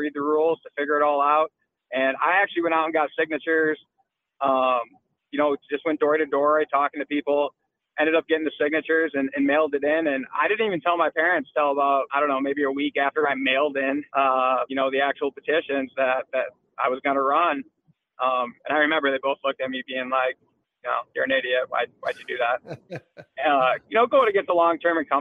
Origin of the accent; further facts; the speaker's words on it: Aberdeen, South Dakota, United States; also born or lived in Des Moines, Iowa / Colorado; I grew up outside of Aberdeen